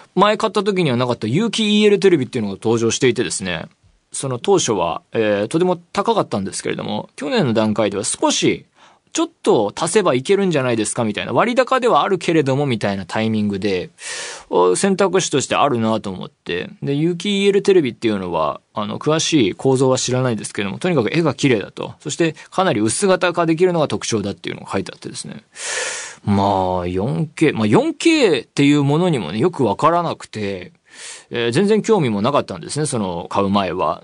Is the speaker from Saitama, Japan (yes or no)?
yes; Saitama, Japan; now in Tokyo, Japan; 僕は埼玉県出身ですし、まあ、東京に住んでもう何年にもなる